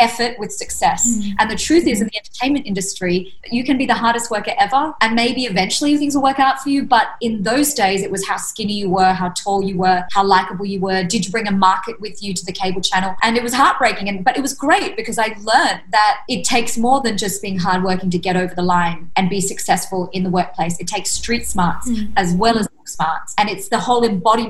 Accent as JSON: {"language": "English", "country": "Australia", "tie": "born or raised there", "moved": "as an adult", "said": "I was obviously raised in Australia"}